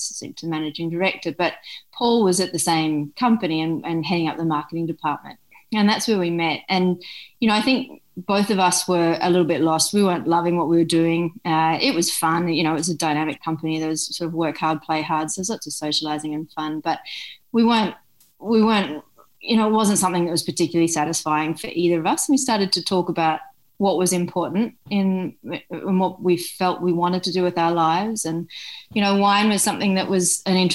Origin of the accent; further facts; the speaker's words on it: Brisbane, Queensland, Australia; now in Huon Valley, Australia; I grew up in Brisbane, so I went to school in Brisbane